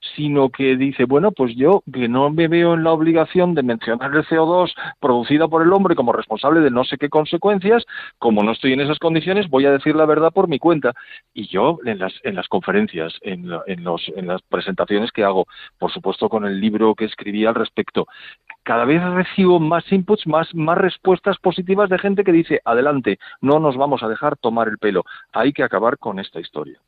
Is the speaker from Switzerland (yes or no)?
no; A Coruña, Galicia, Spain; como buen coruñés estamos enamorados de la belleza de nuestra ciudad.